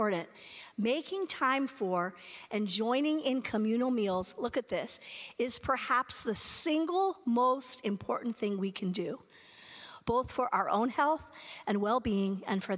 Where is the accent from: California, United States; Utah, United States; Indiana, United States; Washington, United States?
California, United States; moved away as an adult; I was from California